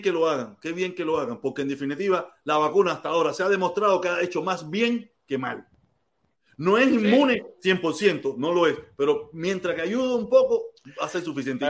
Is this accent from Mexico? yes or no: no; Cuba; now in United States; Donde único nosotros somos naturales es en, nuestro país. ¿Y cuál es nuestro país? Cuba